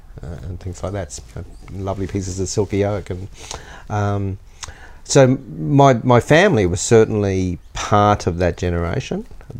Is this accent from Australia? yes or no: yes; Rockhampton, Queensland, Australia; moved away; Rockhampton. I'm from Rockhampton. I was born and bred in Rockhampton. Left there over 35 years ago, or close to 40 years ago. But Rocky is home.